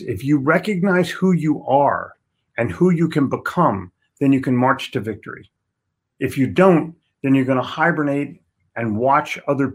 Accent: Philadelphia, Pennsylvania, United States; also born or lived in New York City; I'm from Philly

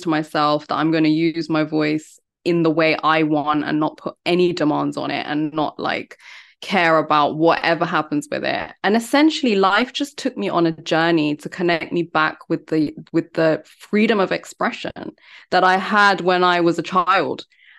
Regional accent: India; because I'm Indian. I come from a very academic family and no one has done any music or anything like that.

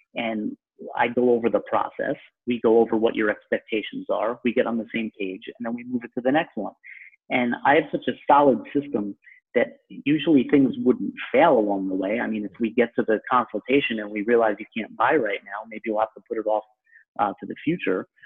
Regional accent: Long Island, New York, United States; accent: New York; I'm a native New Yorker. Well, I'm from Long Island, so people from the city will maybe dispute that sometimes, which is kind of ridiculous because I have the accent

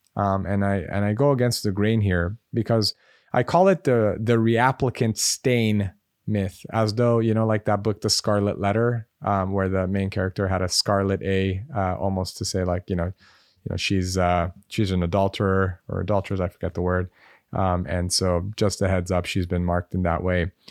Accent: Los Angeles, California, United States; I grew up in Los Angeles

